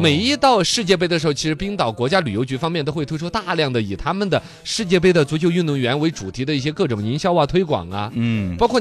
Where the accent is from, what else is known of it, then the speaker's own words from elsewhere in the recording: China; 我们中国人的乒乓球文化